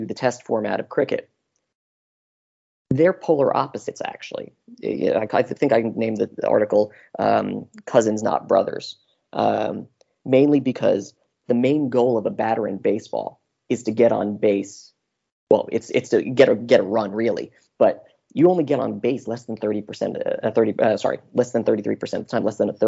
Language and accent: English; United States; moved away as an adult; now in Melbourne, Australia; being American, and secondly, living in Melbourne. So I've been here in Australia for 5 years